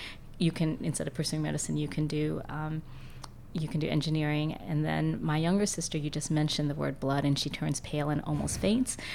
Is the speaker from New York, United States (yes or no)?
no; Jeffersonville, Indiana, United States; now in Louisville, United States; I grew up in Jeffersonville